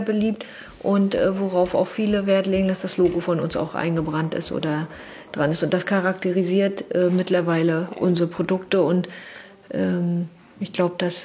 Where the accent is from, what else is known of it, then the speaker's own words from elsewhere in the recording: Wismar, Mecklenburg-Vorpommern, Germany; Wir kommen aus Wismar